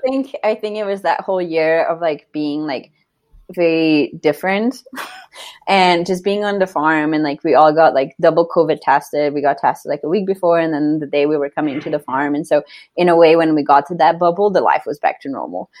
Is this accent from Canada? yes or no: no; Slovenia; moved away as an adult; now in Denver, United States; I grew up in Slovenia and I was on the Slovenian gymnastics team